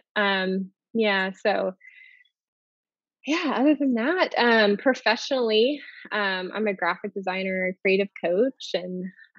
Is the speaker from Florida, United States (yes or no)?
yes; Florida, United States; also born or lived in Oregon, United States; now in Billings, United States; So I'm originally from Florida, which we have that in common. So I moved from Florida when we got married to Oregon.